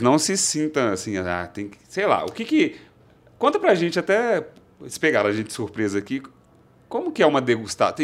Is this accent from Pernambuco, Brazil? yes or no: no; Belo Horizonte, Minas Gerais, Brazil; eu também sou de Belo Horizonte